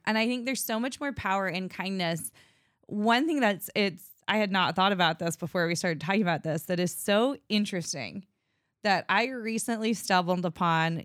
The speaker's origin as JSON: {"language": "English", "country": "United States", "said": "I'm from Washington"}